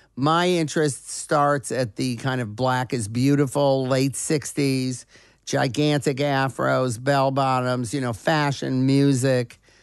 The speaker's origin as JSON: {"language": "English", "town": "Detroit", "region": "Michigan", "country": "United States", "tie": "born or raised there", "also_born_or_lived": "Los Angeles", "moved": "yes", "said": "growing up in Detroit, at the time when Motown was coming up"}